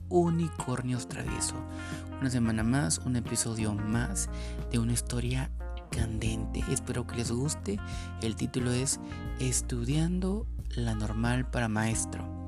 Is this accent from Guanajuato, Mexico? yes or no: no; Mexico City, Mexico; una gran experiencia que tuve en mi época de estudiante normalista en la Ciudad de México, de donde soy originario.